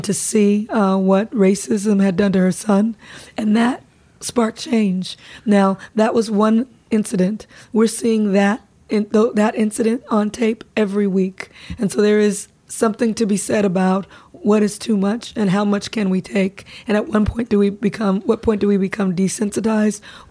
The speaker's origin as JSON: {"language": "English", "town": "Compton", "region": "California", "country": "United States", "tie": "born or raised there", "said": "growing up in Compton. I grew up around a very heavy police presence"}